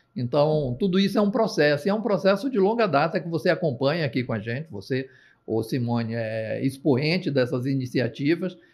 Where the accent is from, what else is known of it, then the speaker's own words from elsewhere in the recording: Itu, São Paulo, Brazil; Eu sou um corretor de seguros do interior. Eu sou de Itu